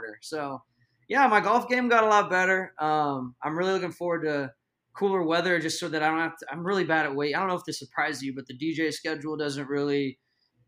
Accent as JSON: {"language": "English", "town": "Dallas", "region": "Texas", "country": "United States", "said": "I'm from Dallas"}